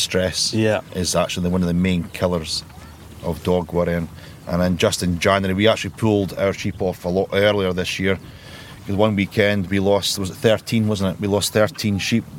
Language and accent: English; Melrose, Scotland, United Kingdom; moved away as an adult; also born or lived in England; now in Dorset, United Kingdom; I'm from the Scottish Borders, just outside Melrose is where I come from.